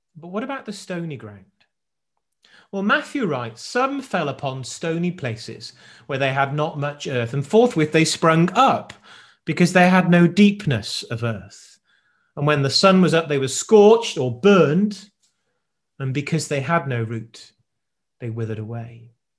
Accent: South Wales, United Kingdom; I grew up in South Wales

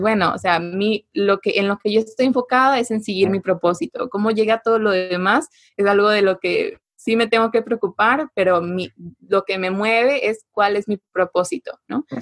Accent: Mexico; es algo que tenemos como mexicanos, esta empatía muy desarrollada

